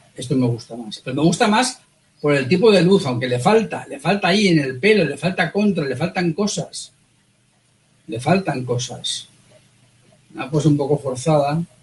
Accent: Valencia, Valencian Community, Spain; somos los dos de Valencia

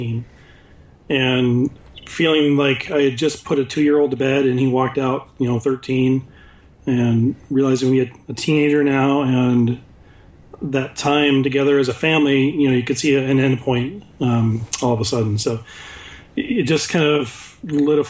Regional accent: West Michigan, United States; we grew up in West Michigan

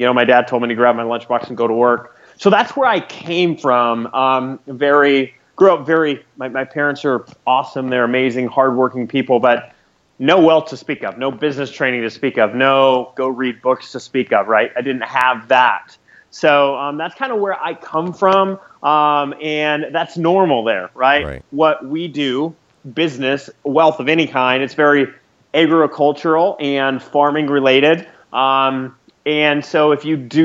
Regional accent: Lewistown, Montana, United States; I grew up in central Montana in a little town called Lewistown

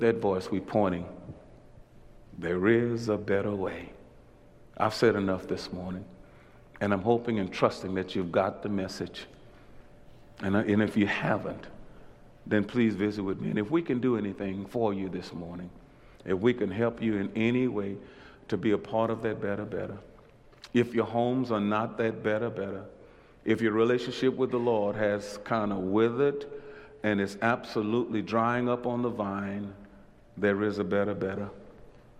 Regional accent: Louisiana, United States; accent: Louisiana; my Louisiana slipped out just then.

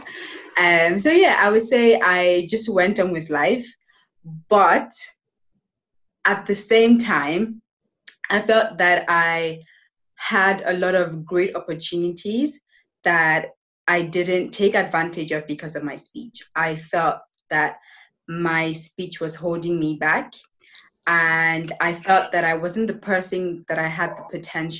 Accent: Nigeria; also born or lived in United Kingdom; now in Spain; I am from Nigeria.

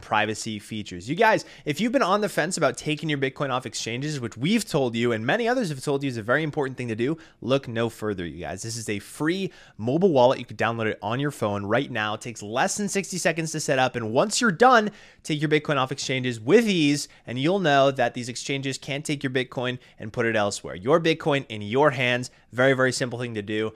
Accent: Massachusetts, United States; Elizabeth Warren, senator from my home state

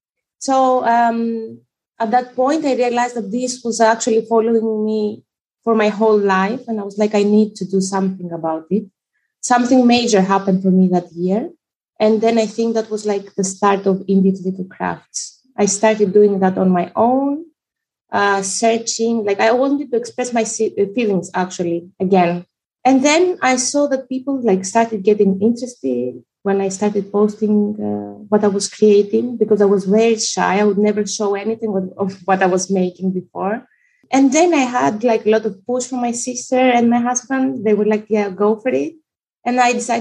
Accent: Greece; also born or lived in Albania; now in Netherlands; I was born in Albania and raised in Greece, currently living in the Netherlands.

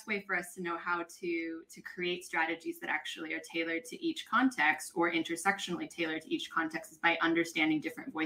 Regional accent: United States; moved away as an adult; now in Spain; I'm a Filipino American who has called Spain home for the last 10 years

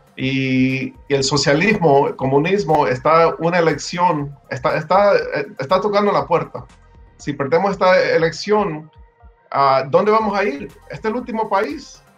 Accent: Homestead, Florida, United States; also born or lived in El Salvador; now in Miami, United States; nosotros llegamos aquí en, Miami, bueno, en Homestead. Yo, yo viví, yo, yo me crié en Homestead

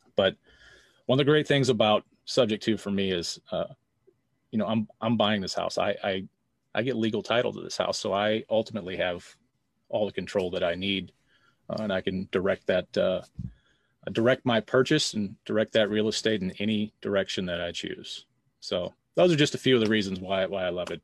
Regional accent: St. Louis, Missouri, United States; I am from Saint Louis, Missouri

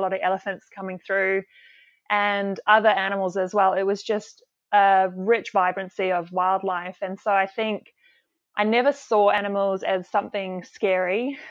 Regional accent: Zimbabwe; also born or lived in South Africa / Perth, Australia; now in Cairns, Australia; Zimbabwe was, I think, the key, uh, part of my life. We were there most of my childhood, and it was during the time before the, the war sort of kicked off and, and most people had to leave, which was our case as well.

